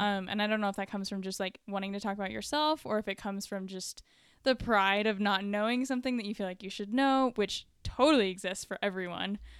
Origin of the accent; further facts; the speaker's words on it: Dallas, Texas, United States; I grew up in North Dallas